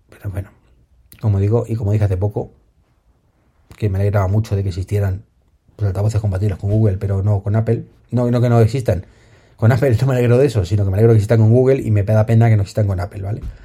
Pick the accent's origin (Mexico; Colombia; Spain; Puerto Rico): Spain; lo que sufrimos en España